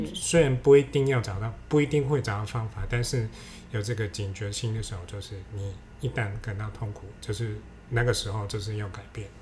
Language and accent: Chinese; Hong Kong; now in Taiwan; 因为我们香港人不会那个注音嘛